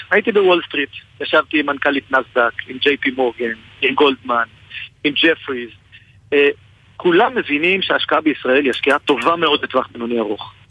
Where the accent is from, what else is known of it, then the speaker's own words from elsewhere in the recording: Jerusalem, Jerusalem District, Israel; אני הרי בא מירושלים. הייתי ראש עיר